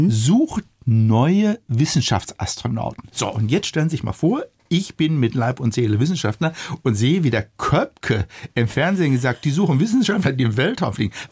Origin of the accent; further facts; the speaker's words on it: Germany; Wir als Deutsche, wir waren ja ganz weit